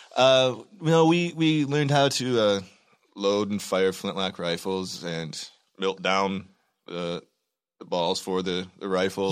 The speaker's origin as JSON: {"language": "English", "region": "Michigan", "country": "United States", "said": "I'm from Michigan"}